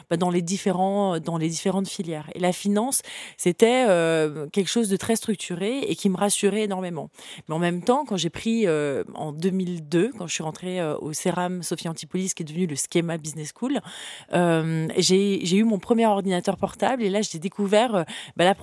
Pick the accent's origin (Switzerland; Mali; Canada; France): France; Le Vésinet, Île-de-France; also born or lived in Gabon / Central African Republic / Burkina Faso; Ma mère euh, gérait un théâtre euh, dans la banlieue parisienne de Paris, au Vésinet. Et puis, j'ai grandi aussi en Afrique, dans différents pays, au Gabon, Centrafrique, Burkina Faso